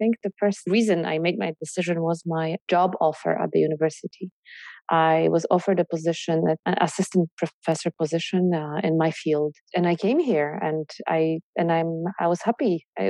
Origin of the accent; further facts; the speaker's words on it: Poland; English is a second language; now in Canada; I'm Polish. I was born in Poland. But then I spent most of my life in Canada.